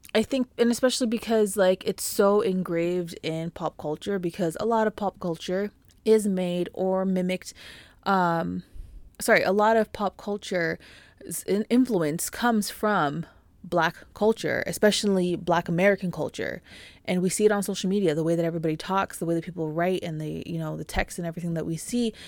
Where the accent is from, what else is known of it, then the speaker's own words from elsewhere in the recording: Canada; being a Canadian and living in Canada